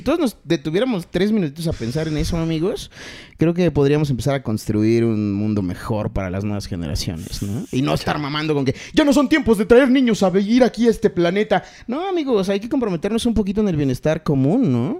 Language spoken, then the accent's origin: Spanish; Chiapas, Mexico; now in Mexico City, Mexico; Yo nací en la Ciudad de México. Y en 1983 me tocó el temblor del 85, pero yo tenía dos añitos. Entonces, eh, como por ahí del 87, 88, nos vamos a Chiapas y yo no regreso más. Legalmente yo soy de la ciudad, pero eh, mi corazón y todo lo demás está en Chiapas porque yo ahí crecí